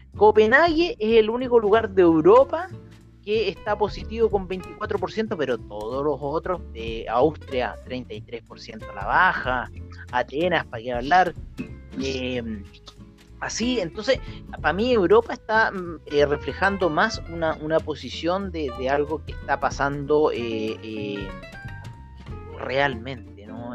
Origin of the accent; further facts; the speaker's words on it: Chile; nosotros somos chilenos